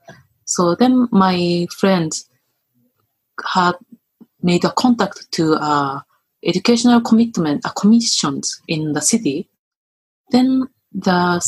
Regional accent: Japan; most Japanese men, women, including me

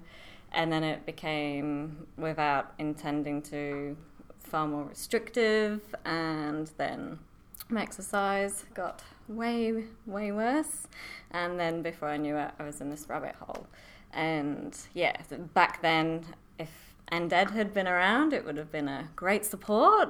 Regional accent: Huddersfield, Yorkshire and the Humber, United Kingdom; moved away as an adult; now in Sunshine Coast, Australia; Born and bred in Yorkshire

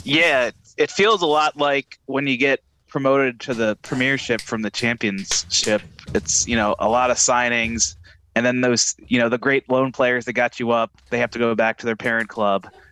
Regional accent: United States; I'm American and I'm proud

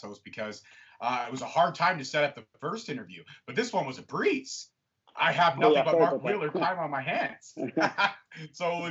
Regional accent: Canada; we're all Canadian

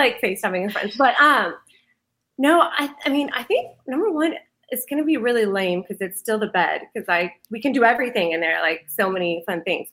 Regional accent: Dallas, Texas, United States; the DFW area, the whole metro, like all around the metroplex. Grew up.

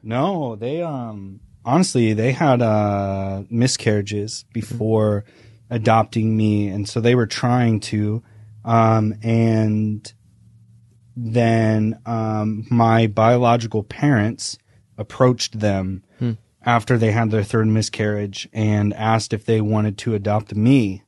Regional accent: Indiana, United States; I am from Indiana. I'm a Midwestern boy. Um, I would say that I had a pretty classic Indiana Midwestern childhood.

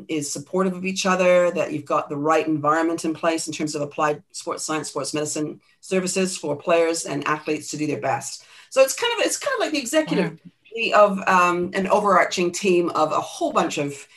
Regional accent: Vancouver, British Columbia, Canada; also born or lived in Scotland; now in New Zealand; I was born in Scotland, brought up in Canada, lived in New Zealand for most of my life.

